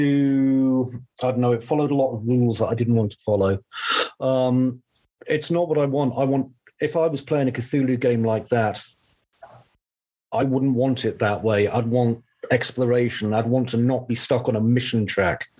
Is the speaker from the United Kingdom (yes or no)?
yes; Easington Colliery, North East England, United Kingdom; I grew up in the northeast of England in a place called Easington Colliery